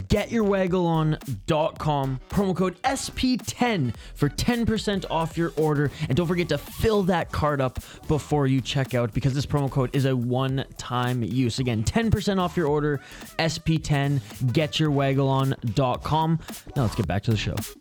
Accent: Western Canada, Canada; I grew up in Western Canada

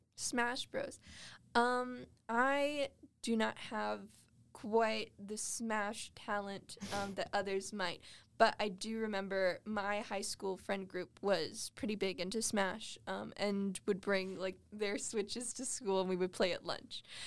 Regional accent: Las Vegas, Nevada, United States; now in Cedar City, United States; I grew up in Vegas

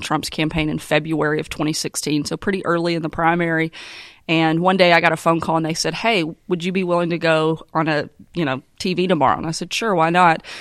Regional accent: Arkansas, United States; my home state of Arkansas

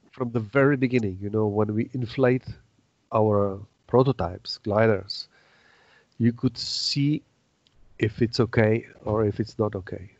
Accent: Czechia; English is a second language

